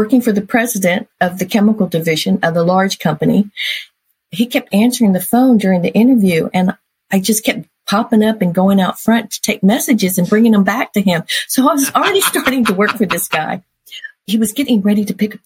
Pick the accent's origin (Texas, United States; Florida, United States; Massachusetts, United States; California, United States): Texas, United States; Mission; also born or lived in Colorado; So my parents moved me down to Mission, Texas